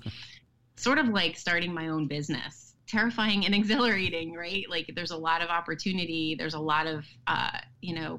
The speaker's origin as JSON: {"language": "English", "town": "Westfield", "region": "New Jersey", "country": "United States", "tie": "born or raised there", "said": "I live in Westfield and I was raised here. This is my hometown."}